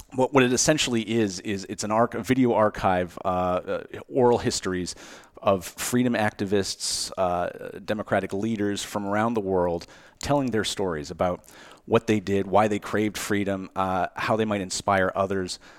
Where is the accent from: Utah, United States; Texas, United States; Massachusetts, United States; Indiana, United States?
Massachusetts, United States; Cape Cod; moved away; I grew up in Cape Cod, Massachusetts.